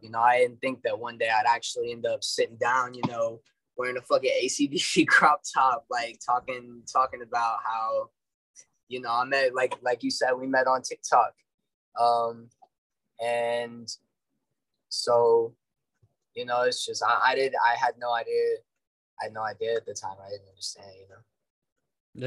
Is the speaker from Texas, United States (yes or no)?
yes; Dallas, Texas, United States; I'm from Dallas